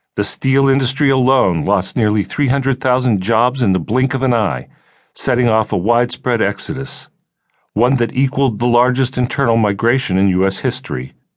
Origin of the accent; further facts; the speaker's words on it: Ambridge, near Pittsburgh, Pennsylvania, United States; moved away; I grew up in Anchorage, one place on Earth